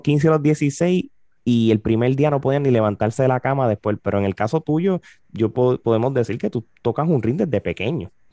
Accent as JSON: {"language": "Spanish", "country": "Puerto Rico", "tie": "born or raised there", "said": "yo me crié en Puerto Rico"}